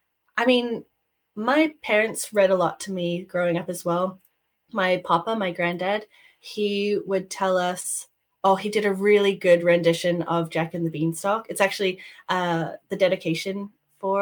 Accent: New Zealand; moved away as an adult; also born or lived in Canada; now in Edinburgh, United Kingdom; So I'm a Canadian Kiwi, a Kiwi, if you will. So I was born and raised in New Zealand. And I moved to Canada when I was about 18 and lived most of my adult life in Canada. But now I'm in the UK, in Edinburgh, Scotland

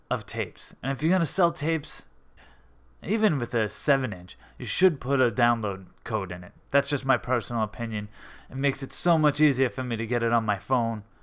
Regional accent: Long Beach, United States; I'm a skateboarder from Long Beach.

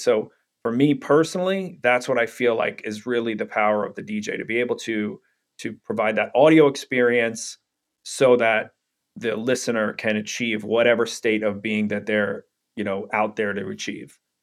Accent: New York City, New York, United States; I grew up in Brooklyn, New York

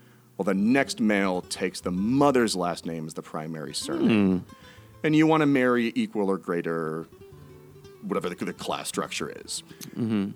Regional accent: Schenectady, New York, United States; I'm from Schenectady

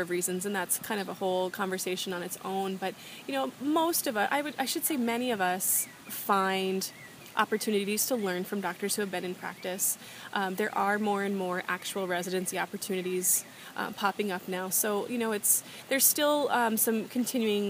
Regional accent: North Dakota, United States; moved away as an adult; also born or lived in Arizona; I'm originally from North Dakota

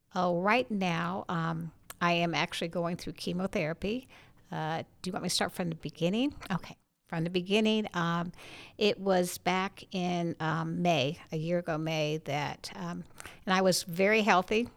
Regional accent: St. Petersburg, Florida, United States; moved away as an adult; I grew up in Saint Petersburg, Florida

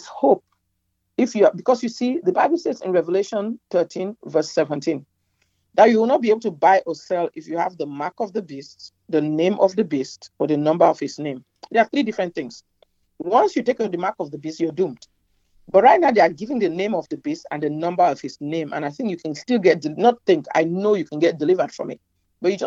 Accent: Cameroon; moved away as an adult; also born or lived in Nigeria / New York, United States; now in United States; My country, my home country, Cameroon, my birth country, Cameroon

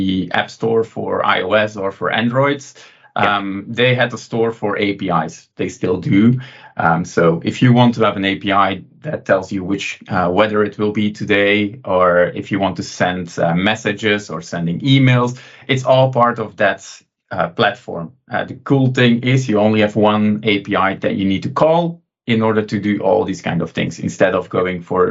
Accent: Belgium; also born or lived in Antwerp; from Belgium, living near Antwerp.

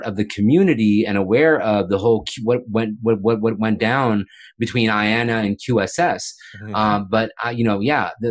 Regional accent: Houston, Texas, United States; also born or lived in Boulder, Colorado; I grew up in Muslim youth groups in Houston, Texas

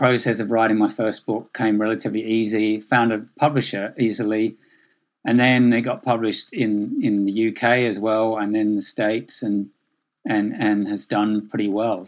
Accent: Adelaide, South Australia, Australia; also born or lived in Sydney; I grew up in Australia from Adelaide, then I moved to Sydney.

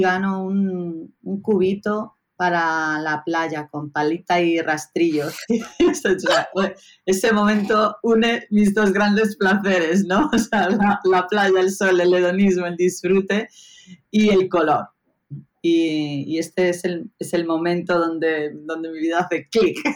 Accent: Pontevedra, Galicia, Spain; also born or lived in Barcelona; Crezco en el, barrio de, Los Algueiriños, en Pontevedra

